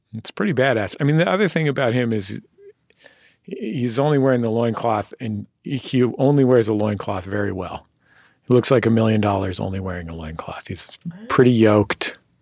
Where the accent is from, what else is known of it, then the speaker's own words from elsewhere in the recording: San Francisco, California, United States; moved away; I'm from San Francisco